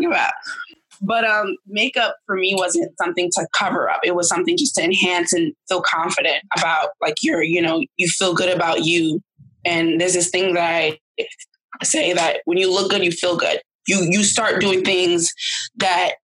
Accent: New York City, New York, United States; also born or lived in Queens, New York; I'm born and raised in Brooklyn, New York, but I'm a Queens-bound girl now.

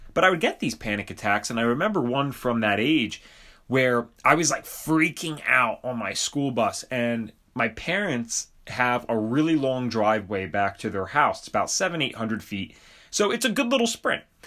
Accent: Bucks County, Pennsylvania, United States; I grew up in Bucks County, Pennsylvania

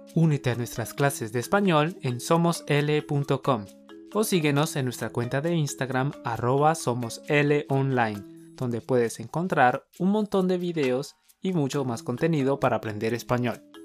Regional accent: Colombia; somos dos profes colombianos

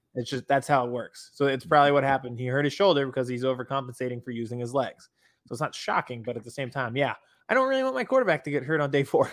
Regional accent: Harrisburg, Pennsylvania, United States; from my hometown Harrisburg

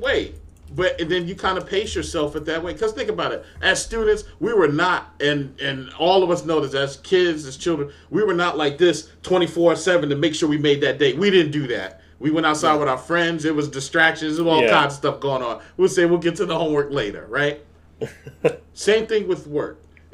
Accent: New York, United States; I grew up in New York

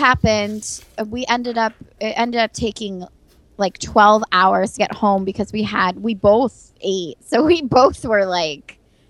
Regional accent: San Diego, California, United States; moved away as an adult; now in Buffalo, United States; I went to San Diego State University, and I'm from San Diego.

